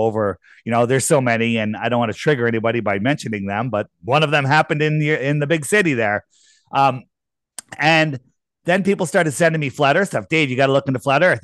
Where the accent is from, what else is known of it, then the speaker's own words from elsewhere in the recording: East Coast, United States; I grew up on the East Coast